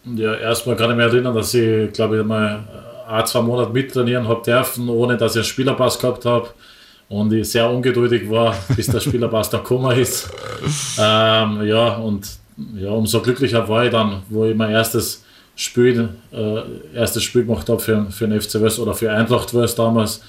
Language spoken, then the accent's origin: German; Wels, Upper Austria, Austria; moved away as an adult; also born or lived in Dubai; now in Linz, Austria; als Oberösterreicher